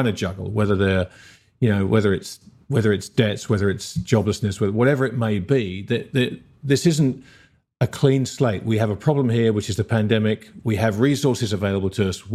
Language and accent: English; United Kingdom; now in Australia; my home country of Britain and my adopted home country of Australia